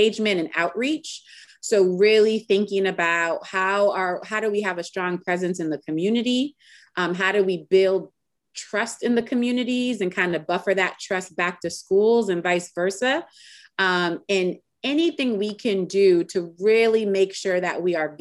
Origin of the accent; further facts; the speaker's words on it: Springfield, Massachusetts, United States; moved away as an adult; now in Richmond, United States; I'm originally from Springfield, Massachusetts. So I'm a New Englander.